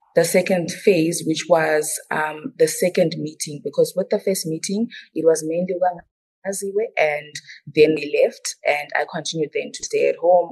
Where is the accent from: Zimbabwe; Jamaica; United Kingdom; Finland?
Zimbabwe; I'm mainly Ndebele from Zimbabwe